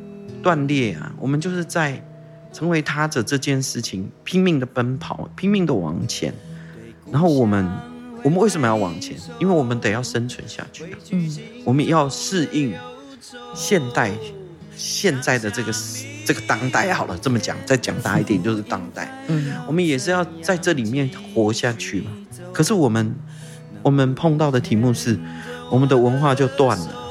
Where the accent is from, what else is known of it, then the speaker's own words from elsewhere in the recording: Tainan, Taiwan; first language Taiwanese Hokkien; 我是在台南出生的。嗯。我来到这个世界用的第一个语言是台语。我的父母亲那么的合理的认为，我应该要，我应该要很快的用用台语，因为希望我不要被不要被人家欺负啊。嗯，我在台南出生到六岁，回到爸爸的部落。